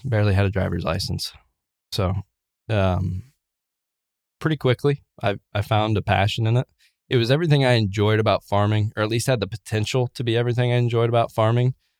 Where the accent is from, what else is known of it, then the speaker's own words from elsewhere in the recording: Wabash County, Indiana, United States; I was born in Wabash County, Indiana, so up north of Indianapolis, about two hours, um, farm family.